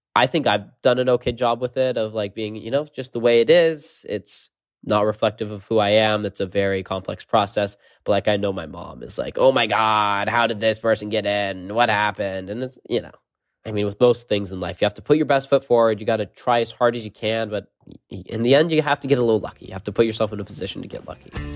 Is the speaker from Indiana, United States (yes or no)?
no; California, United States; growing up in California